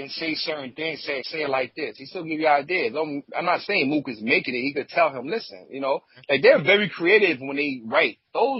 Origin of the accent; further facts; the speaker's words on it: New York City, New York, United States; I'm from Brooklyn.